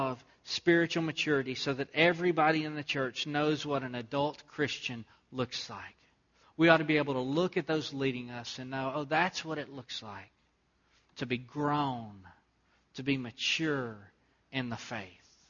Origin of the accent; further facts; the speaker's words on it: Southeast Texas, United States; moved away; where I grew up in Southeast Texas